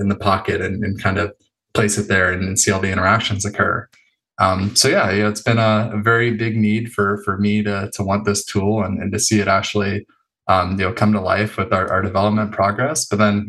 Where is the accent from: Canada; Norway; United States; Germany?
United States; Los Angeles, California; also born or lived in San Diego; I grew up in North Hollywood